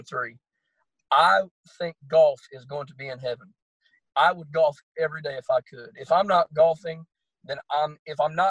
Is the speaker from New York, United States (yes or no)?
no; Bristow, Oklahoma, United States; my hometown of Bristow